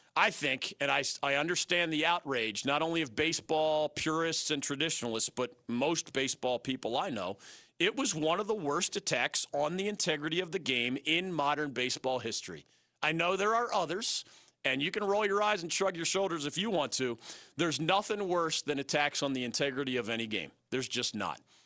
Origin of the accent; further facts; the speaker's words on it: Philadelphia, Pennsylvania, United States; moved away; my hometown of Philadelphia